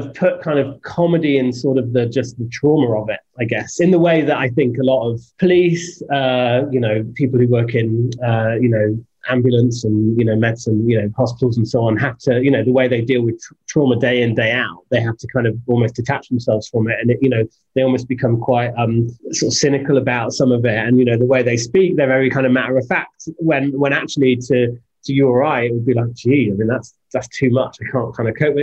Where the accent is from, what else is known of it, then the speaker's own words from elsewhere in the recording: United Kingdom; he does the same for me as a British guy